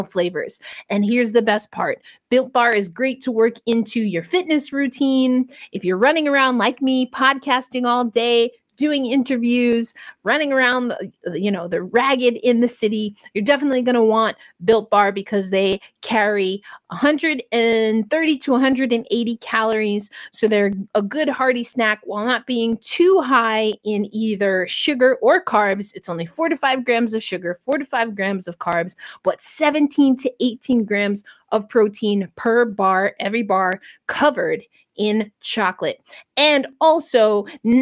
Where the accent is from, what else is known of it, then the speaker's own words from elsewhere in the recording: New York City, New York, United States; I'm from New York